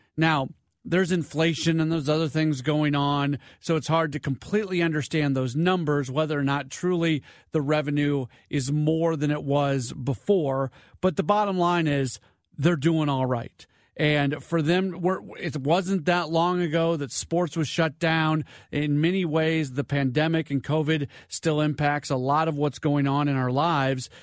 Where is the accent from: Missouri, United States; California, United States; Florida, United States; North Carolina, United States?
Missouri, United States; St. Louis; also born or lived in Milwaukee; now in St. Louis, United States; growing up in St. Louis